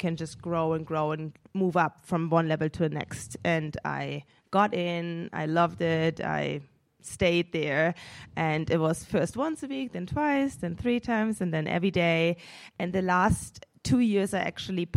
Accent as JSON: {"language": "English", "town": "Munich", "region": "Bavaria", "country": "Germany", "tie": "born or raised there", "moved": "yes", "said": "I'm originally from Munich, Germany. My mom is German. My dad is from Senegal, West Africa. I grew up in Munich"}